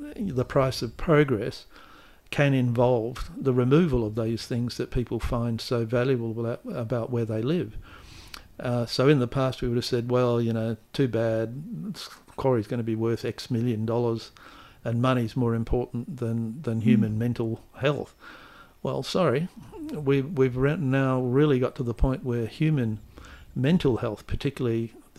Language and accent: English; Manning, Western Australia, Australia; the fact that I was born and bred in Manning, working class boy, English is my only language.